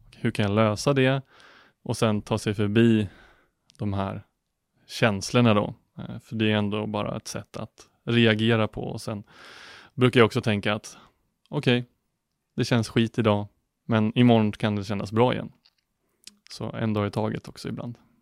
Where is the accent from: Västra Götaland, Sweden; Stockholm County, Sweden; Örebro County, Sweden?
Stockholm County, Sweden; outside Norrtälje; moved away as an adult; also born or lived in Linköping; född och uppvuxen utanför eh, Norrtälje, utanför Stockholm